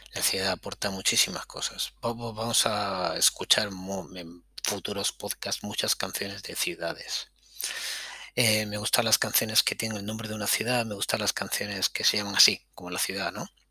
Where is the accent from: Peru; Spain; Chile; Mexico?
Spain; Granada, Andalusia; moved away as an adult; also born or lived in Catalonia / Barcelona / Madrid; habiendo nacido en Cataluña, pero yo crecí en Granada